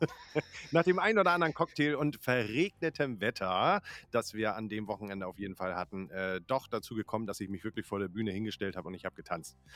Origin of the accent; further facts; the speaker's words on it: Northern Germany, Germany; Ich bin Norddeutscher